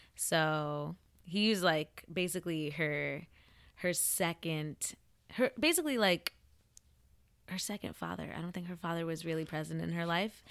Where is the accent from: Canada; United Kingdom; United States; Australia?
United States; central New Jersey; I am from a small town in central New Jersey.